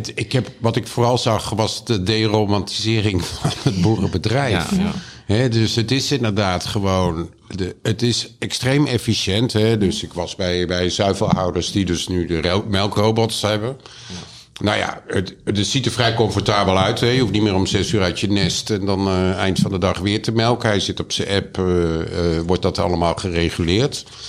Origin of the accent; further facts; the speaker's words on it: Utrecht, Netherlands; now in Amsterdam, Netherlands; ik ben geboren in Utrecht